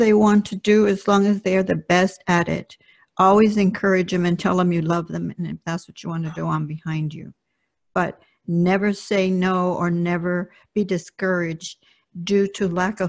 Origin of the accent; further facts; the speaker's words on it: Compton, California, United States; first language Spanish; English is a second language; this little girl that lived in Compton and went to elementary school and sat in the back row because I didn't speak English